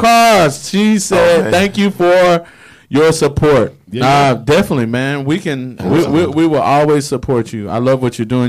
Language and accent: English; Nashville, Tennessee, United States; now in Pensacola, United States; I'm from Nashville, Tennessee